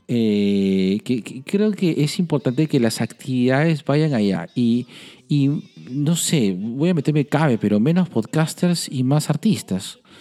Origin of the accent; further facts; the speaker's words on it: Lima, Peru; como limeñitos